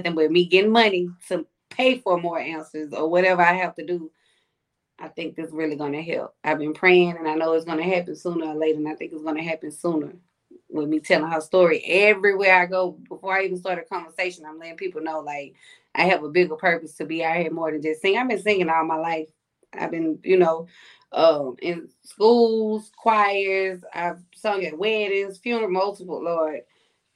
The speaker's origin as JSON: {"language": "English", "region": "Mississippi", "country": "United States", "also_born_or_lived": "Louisiana", "said": "I'm from Mississippi, of course, Louisiana, Mississippi."}